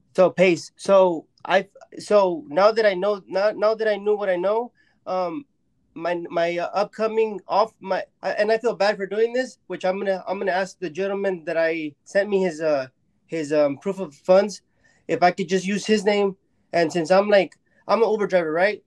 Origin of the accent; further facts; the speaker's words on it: Mexico; I'm from Mexico